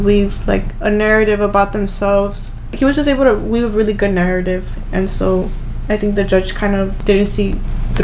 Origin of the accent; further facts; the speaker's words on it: Los Angeles, California, United States; I'm from South Central, we're from South Central